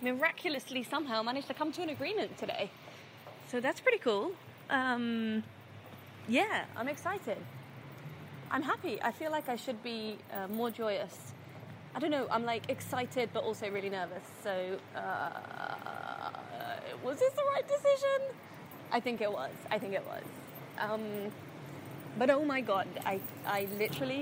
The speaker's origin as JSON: {"language": "English", "country": "United Kingdom", "tie": "born or raised there", "moved": "as an adult", "lives_now": "Dubai, United Arab Emirates", "said": "I'm born and raised in the UK, but I'm originally half English and half Palestinian"}